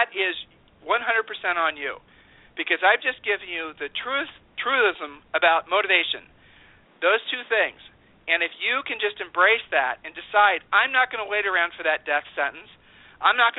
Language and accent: English; Columbus, Ohio, United States; we grew up in Columbus, Ohio